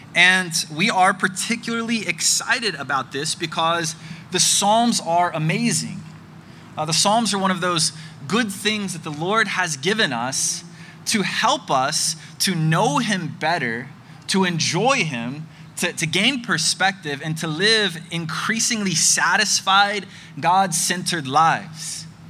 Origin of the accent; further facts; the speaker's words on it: Birmingham, Alabama, United States; my hometown of Birmingham, Alabama